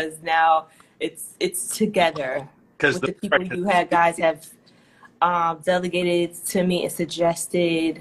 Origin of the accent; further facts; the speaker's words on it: New Jersey, United States; moved away as an adult; also born or lived in Florida; I'm from New Jersey